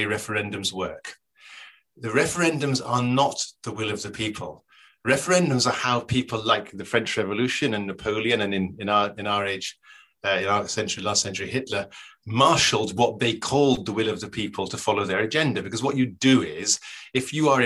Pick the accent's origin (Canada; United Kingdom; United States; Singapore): United Kingdom; Scotland; I was brought up in Scotland.